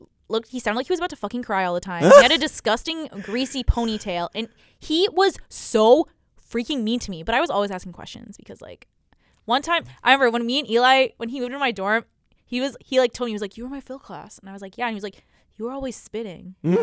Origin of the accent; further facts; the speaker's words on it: Canada; Yeah, I'm Canadian.